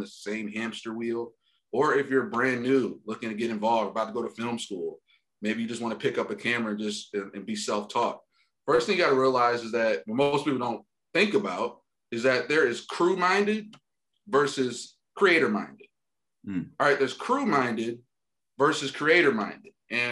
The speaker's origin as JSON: {"language": "English", "town": "Detroit", "region": "Michigan", "country": "United States", "tie": "born or raised there", "moved": "as an adult", "lives_now": "Los Angeles, United States", "said": "I grew up like, middle working class, blue collar in the suburbs of Detroit, Michigan"}